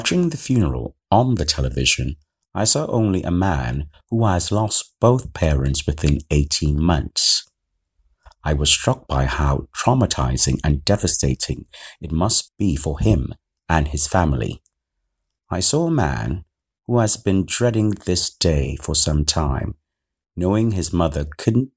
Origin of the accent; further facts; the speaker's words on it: Trinidad & Tobago; now in United Kingdom; My home country, Trinidad and Tobago